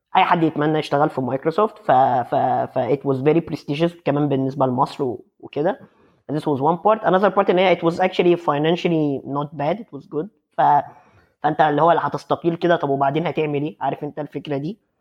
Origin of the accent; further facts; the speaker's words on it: Egypt; moved away as an adult; now in Netherlands; احنا عندنا في مصر